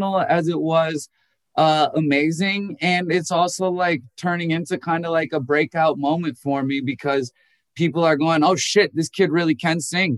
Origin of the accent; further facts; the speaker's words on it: Minnesota, United States; I was born in Minnesota